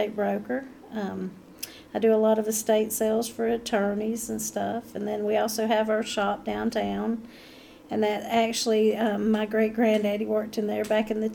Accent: Saluda, North Carolina, United States; I'm born and raised in Saluda

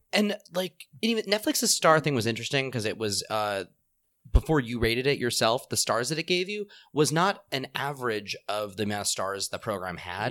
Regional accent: Southern California, United States; I am Southern Californian

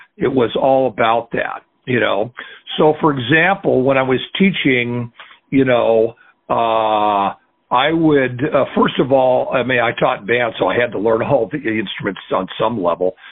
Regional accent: Portland, Oregon, United States; now in New York, United States; So I was born in Portland, Oregon. I was fourth generation Oregonian.

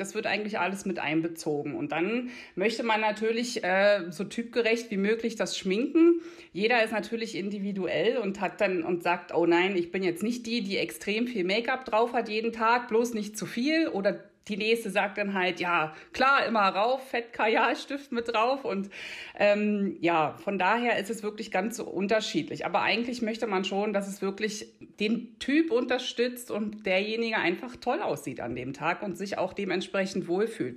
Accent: outskirts of Berlin, Brandenburg, Germany; accent: Berlin dialect; moved away as an adult; now in Einsiedeln, Switzerland; komme eigentlich ursprünglich ähm, aus dem Rand Berlin, Land Brandenburg, fünf Minuten von Berlin. Äh, tatsächlich kommt bei mir auch das Berlinern ab und zu durch

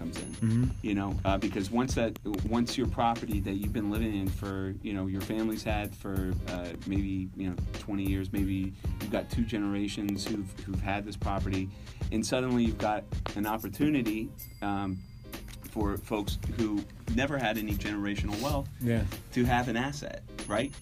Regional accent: Atlanta, Georgia, United States; Atlanta's always, my hometown, is always blown up

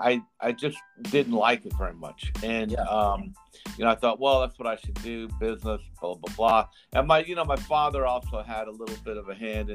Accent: Miami, Florida, United States; also born or lived in New York / Georgia; I was born in New York, but at 6 months old, I moved to Georgia and lived in a small industrial town in Georgia, then eventually moved to Miami

